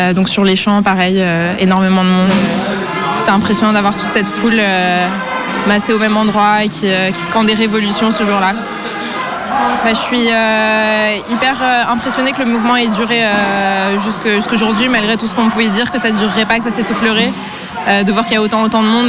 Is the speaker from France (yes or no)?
yes; Paris, Île-de-France, France; moi, je suis parisienne